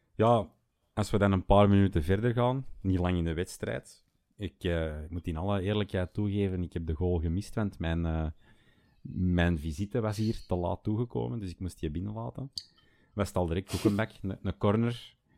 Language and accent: Dutch; Schoten, Flanders, Belgium; now in Bergen, Belgium; Ik ben oorspronkelijk van, van Schoten, ehm, maar ik eh, ben eh, nu woonachtig te Bergen